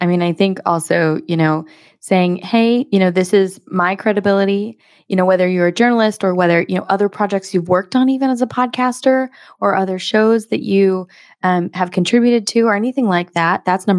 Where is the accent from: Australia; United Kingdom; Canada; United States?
United States; I'm American though, Helen